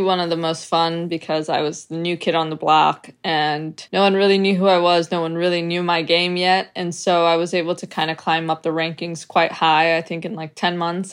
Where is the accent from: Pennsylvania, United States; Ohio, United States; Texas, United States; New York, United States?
New York, United States; moved away; I was raised in New York